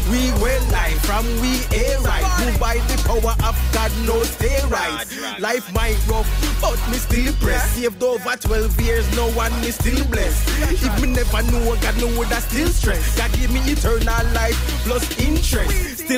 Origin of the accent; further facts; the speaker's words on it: Jamaica; moved away as an adult; now in United States; I was raised in Jamaica. I came up to the states just about almost five years ago.